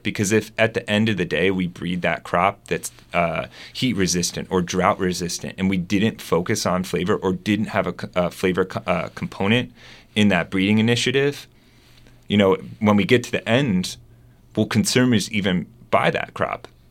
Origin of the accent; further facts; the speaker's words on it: Delaware, United States; moved away as an adult; also born or lived in West Coast / Germany; now in Arkansas, United States; I grew up in Delaware